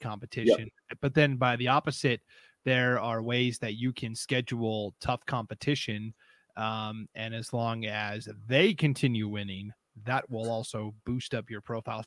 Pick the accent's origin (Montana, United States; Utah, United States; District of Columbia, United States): Montana, United States; moved away; I grew up in Montana